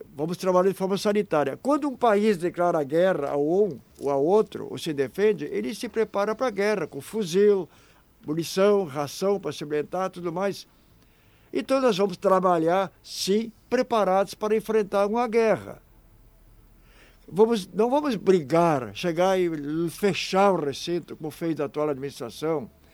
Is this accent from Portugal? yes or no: no; Hamburg, Germany; now in Santa Cruz do Sul, Brazil; Eu nasci em Hamburgo